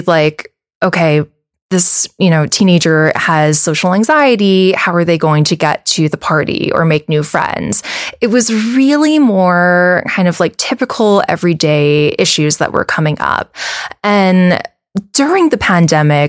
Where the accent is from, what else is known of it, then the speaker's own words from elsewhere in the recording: Wahiawa, Hawaii, United States; moved away as an adult; also born or lived in New York; I was born and raised on the North Shore in Wahiwa